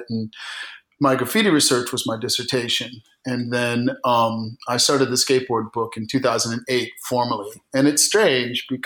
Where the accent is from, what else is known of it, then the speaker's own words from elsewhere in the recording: New York, United States; also born or lived in Germany; So I was born in Germany in 1968 on an army base, and then we lived in upstate New York.